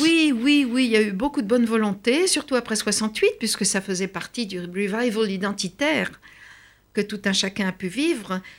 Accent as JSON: {"language": "French", "country": "France", "said": "chez nous, en France"}